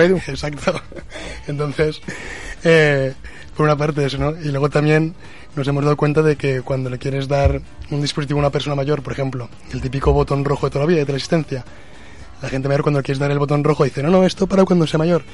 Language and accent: Spanish; Zaragoza, Aragon, Spain; nosotros estamos aquí en Zaragoza y somos de Zaragoza